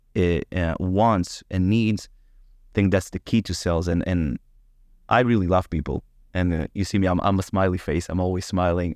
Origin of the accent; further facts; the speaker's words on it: Israel; I was born in Israel, but my family came to Israel from Ukraine